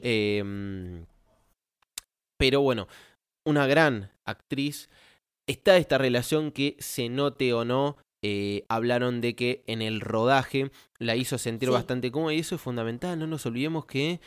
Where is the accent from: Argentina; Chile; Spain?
Argentina; como argentino